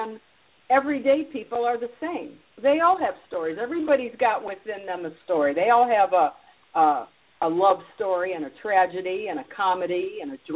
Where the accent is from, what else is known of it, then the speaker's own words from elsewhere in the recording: Detroit, Michigan, United States; moved away as an adult; now in Broward County, United States; I grew up in Detroit, Michigan, and I went to Michigan State.